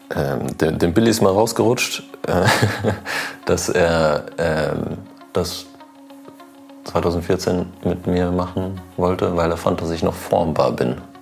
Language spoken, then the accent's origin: German; North Rhine-Westphalia, Germany; also born or lived in Switzerland; ich bin in Nordrhein-Westfalen aufgewachsen, in Ostwestfalen